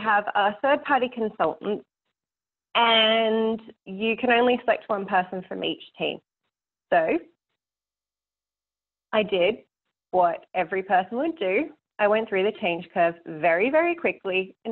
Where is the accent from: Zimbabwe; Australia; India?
Australia; being Australian